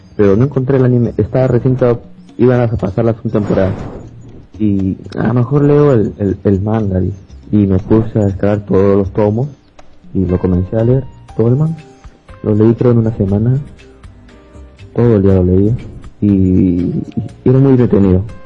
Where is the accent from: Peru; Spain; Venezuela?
Peru; Lima; soy de Perú, Lima, Perú.